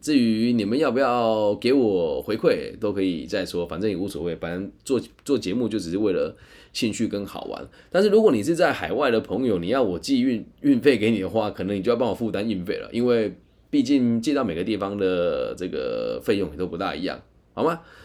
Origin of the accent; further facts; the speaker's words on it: Taiwan; 我是台湾人